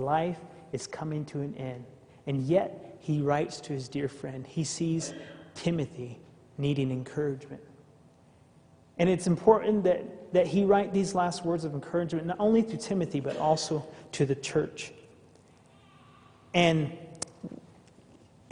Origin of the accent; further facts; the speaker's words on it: Navajo Nation, United States; also born or lived in Arizona; I come from the Native American culture, the Navajo tribe